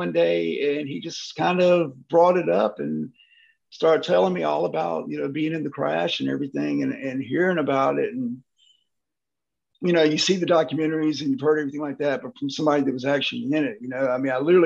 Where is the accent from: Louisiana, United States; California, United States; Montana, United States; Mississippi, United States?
Mississippi, United States; I'm from Mississippi. We catch crap all the time